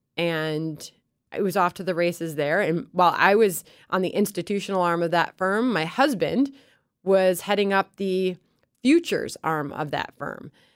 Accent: Chicago, Illinois, United States; moved away as an adult; also born or lived in Baton Rouge, Louisiana / New York; I grew up in Chicago

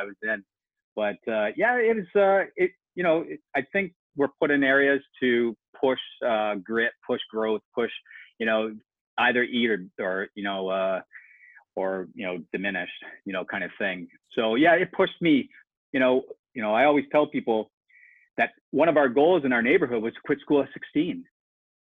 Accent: Canada; I grew up in a low-income government area up in Canada

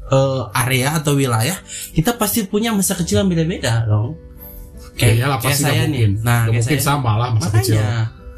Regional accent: Garut, West Java, Indonesia; also born or lived in Bandung; Jadi gue tuh eh, lahir di Garut mm -hmm. dan sebenarnya masa kecil sih gue tinggal di sana.

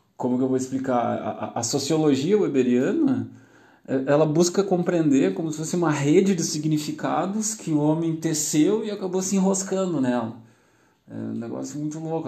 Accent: Gaúcho, Rio Grande do Sul, Brazil; Nós, como gaúchos, aqui, eu sou gaúcho, estou falando do Rio Grande do Sul

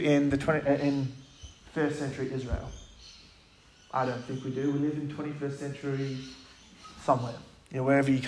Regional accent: Gosnells, Western Australia, Australia; also born or lived in Armadale, Western Australia; I'm from Gosnells. Lucy came from there. I'm from Gosnells. I went to Armidale High School.

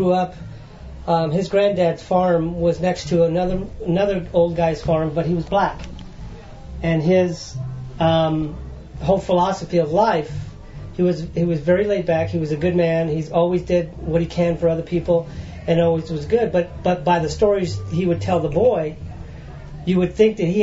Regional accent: Colorado, United States; also born or lived in Nashville; now in Ontario, Canada; grew up in Colorado

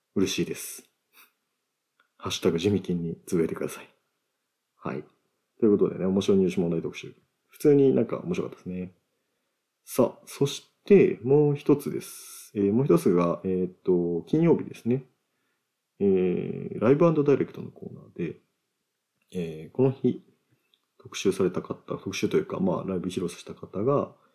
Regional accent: Oita, Japan; 僕は大分県出身なので

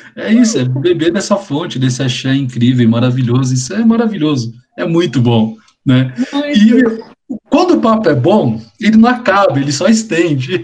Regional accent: Brazil

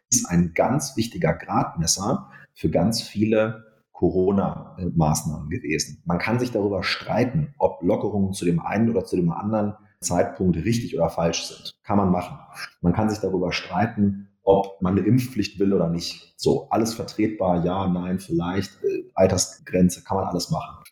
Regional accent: Wolfenbüttel, Lower Saxony, Germany; also born or lived in Hamburg; In meiner Heimat Niedersachsen

